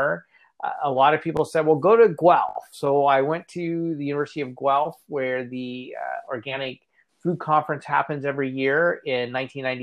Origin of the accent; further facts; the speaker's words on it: rural western Kansas, United States; moved away as an adult; also born or lived in Indiana / Ontario, Canada; now in Toronto, Canada; I grew up in Kansas on a farm, so I'm a farm kid from rural western Kansas